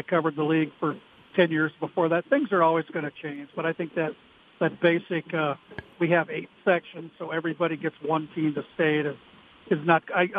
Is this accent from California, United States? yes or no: no; Minnesota, United States; And I'm really proud to say I'm from Minnesota because all these other states, they always want to know what's Minnesota doing